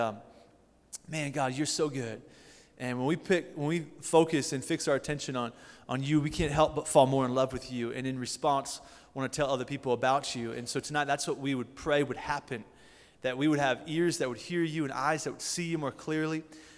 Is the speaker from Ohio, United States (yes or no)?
yes; Canton, Ohio, United States; So I'm from Canton, Ohio. Coming from a great church called Faith Family Church and a student ministry called The United.